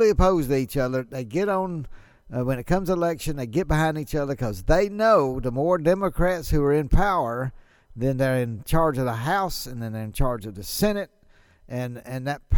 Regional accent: Ripley, Mississippi, United States; my hometown of Ripley, Mississippi

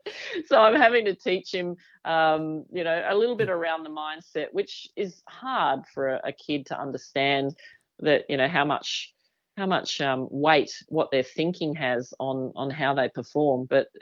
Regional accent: Australia; I'm from Australia.

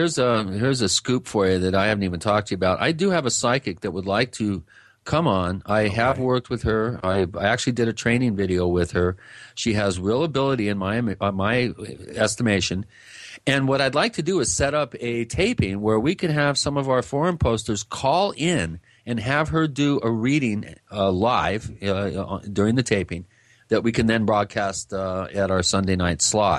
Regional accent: Long Island, New York, United States; I should say I'm from Long Island. I'm Italian, so I may be partial

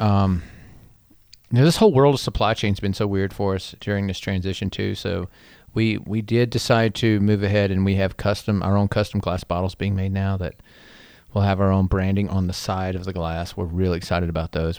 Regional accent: Black Mountain, North Carolina, United States; being a North Carolina native

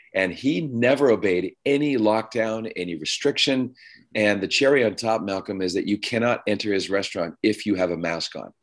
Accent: Ottawa, Ontario, Canada; moved away as an adult; also born or lived in Toronto / Steubenville, Ohio; now in California, United States; I was raised in Canada

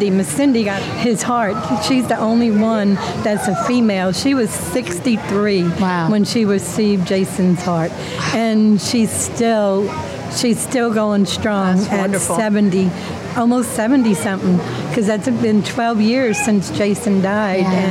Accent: Leesville, Louisiana, United States; and we're from Leesville

